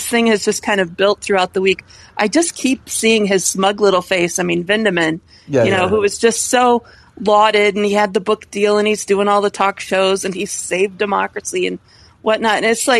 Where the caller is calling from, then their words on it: Colorado, United States; I'm calling from Colorado, too.